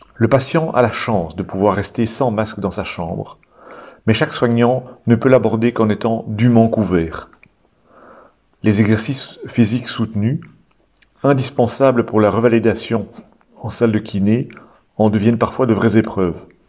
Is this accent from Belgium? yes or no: yes; Belgium; chez nous en Belgique